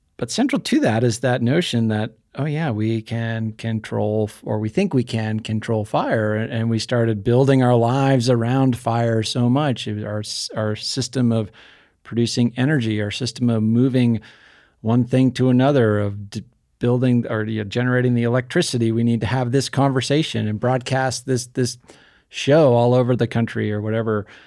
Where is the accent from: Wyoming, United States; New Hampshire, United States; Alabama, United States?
New Hampshire, United States; I grew up in New Hampshire